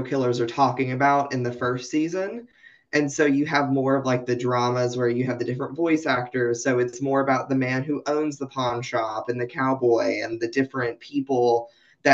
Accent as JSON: {"language": "English", "town": "Knoxville", "region": "Tennessee", "country": "United States", "tie": "born or raised there", "said": "I'm from the Appalachian Mountains. I'm from Tennessee."}